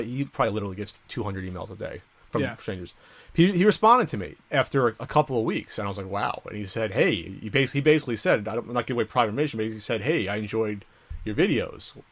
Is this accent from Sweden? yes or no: no; New Jersey, United States; moved away as an adult; we're both from Jersey